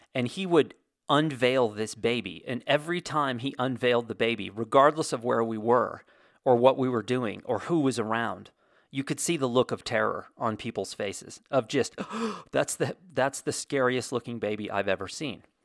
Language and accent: English; United States; I'm American